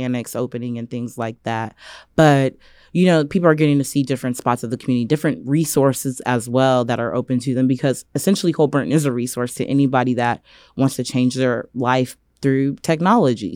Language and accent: English; Indianapolis, Indiana, United States; moved away as an adult; also born or lived in Los Angeles; now in Tulsa, United States; I grew up in Indianapolis, Indiana